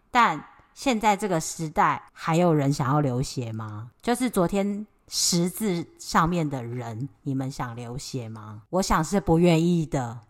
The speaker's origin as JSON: {"language": "Chinese", "country": "Taiwan", "said": "我们都是台湾人"}